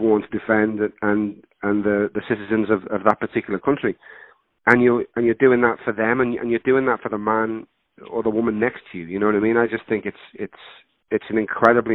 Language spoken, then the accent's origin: English; Liverpool, North West England, United Kingdom; accent: Scouse; now in California, United States; growing up in Liverpool, England, you know, if you've got this accent, you're going to play criminal or criminal's mate